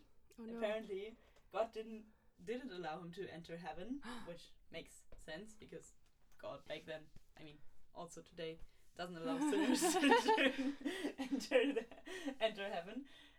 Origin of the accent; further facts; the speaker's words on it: East Frisia, Lower Saxony, Germany; moved away; in the region where I grew up in Germany